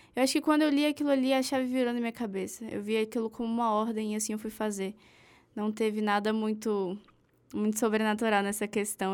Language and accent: Portuguese; Brasília, Federal District, Brazil; eu sou de Brasília